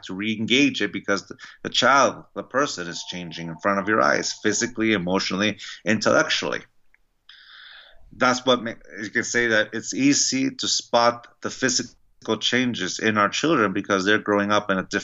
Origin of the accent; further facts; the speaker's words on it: San Diego, California, United States; I grew up in San Diego, California